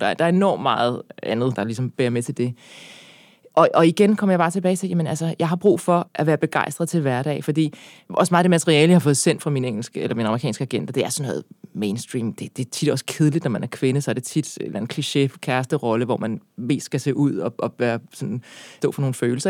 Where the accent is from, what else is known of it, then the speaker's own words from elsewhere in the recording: Birkerød, Capital Region of Denmark, Denmark; jeg er opvokset i Birkerød